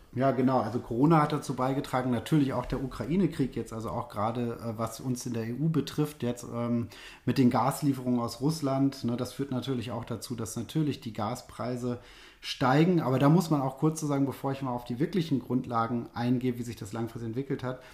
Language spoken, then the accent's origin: German; Germany; bei uns in Deutschland